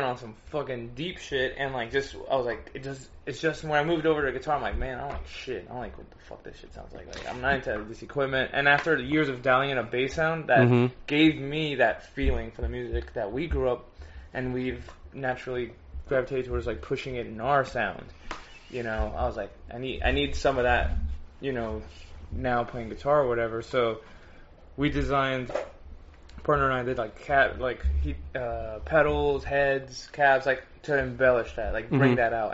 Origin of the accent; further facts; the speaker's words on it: Miami, Florida, United States; we're from Miami, too